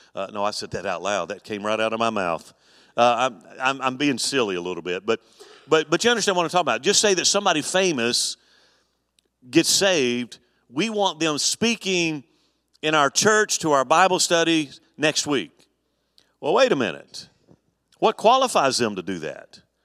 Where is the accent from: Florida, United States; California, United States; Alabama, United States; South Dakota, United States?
Alabama, United States; moved away; when I grew up in Alabama, our church was really heavily involved in camp